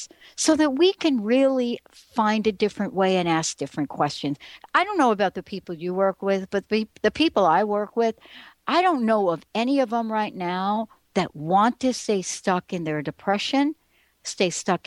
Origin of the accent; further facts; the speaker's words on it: New York, United States; me growing up in New York